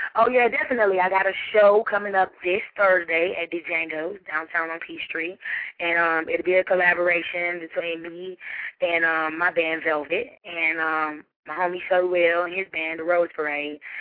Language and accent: English; Decatur, Georgia, United States; I'm from Decatur, Georgia.